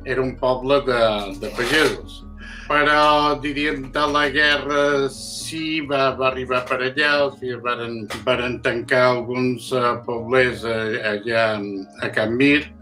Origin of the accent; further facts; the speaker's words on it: Sa Pobla, Balearic Islands, Spain; born there; Vaig néixer a Sa Pobla, Mallorca, el dia 4 de gener de l'any 1944.